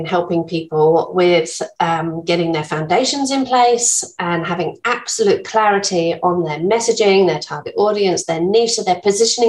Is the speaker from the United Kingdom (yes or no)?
yes; England, United Kingdom; accent: English; moved away as an adult; now in Bunbury, Australia; I'm English, as you can probably tell from my accent, been here for 16 years now